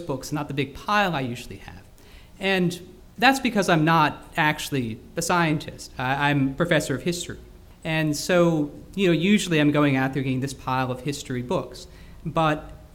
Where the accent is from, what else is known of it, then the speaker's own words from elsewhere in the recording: Houston, Texas, United States; moved away as an adult; also born or lived in Scotland; I grew up in Houston, Texas.